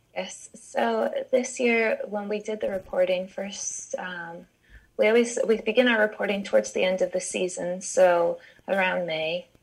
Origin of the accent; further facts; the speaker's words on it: United States; I'm American